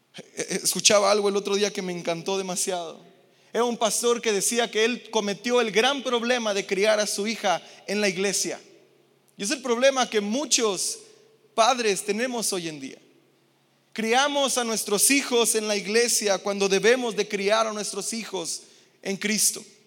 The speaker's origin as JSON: {"language": "Spanish", "country": "Mexico", "said": "Yo que vengo de Infonavit Casas Chicas"}